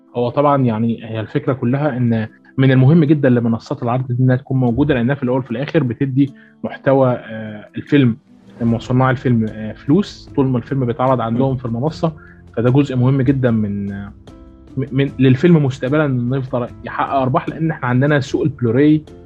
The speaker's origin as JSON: {"language": "Arabic", "country": "Egypt"}